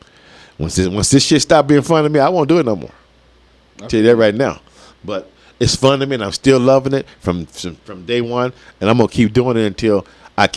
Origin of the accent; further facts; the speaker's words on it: Las Vegas, Nevada, United States; I've been representing Las Vegas for a long time when it comes to this hip-hop